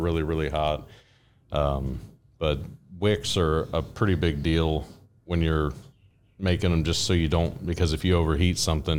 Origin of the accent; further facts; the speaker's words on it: Owensville, Ohio, United States; we're from Owens, we're in Owensville, we live in Owensville, and that fair happens in our town